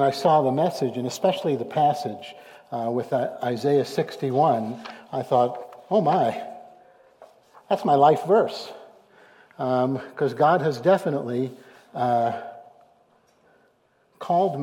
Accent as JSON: {"language": "English", "town": "New York City", "region": "New York", "country": "United States", "tie": "born or raised there", "said": "I was born and raised Jewish in New York City, Brooklyn, New York"}